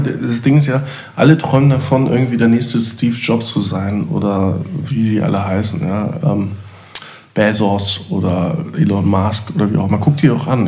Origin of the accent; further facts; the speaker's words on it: East Germany, Germany; ich war auch Ossi.